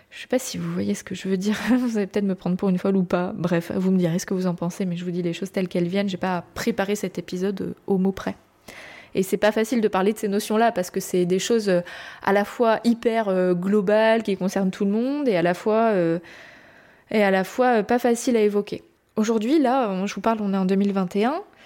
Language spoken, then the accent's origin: French; France; je suis française